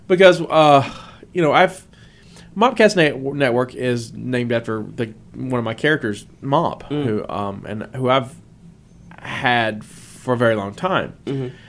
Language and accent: English; the South, United States; I'm from the South